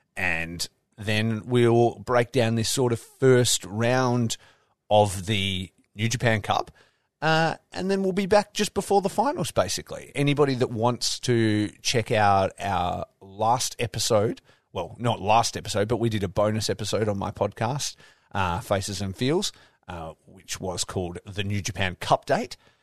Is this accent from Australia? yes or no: yes; Australia; I'm Australian